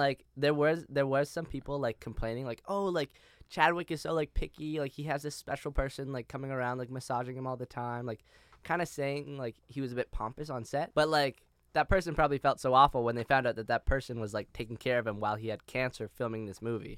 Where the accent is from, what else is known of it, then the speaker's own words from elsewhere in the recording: Toronto, Ontario, Canada; moved away; as a Canadian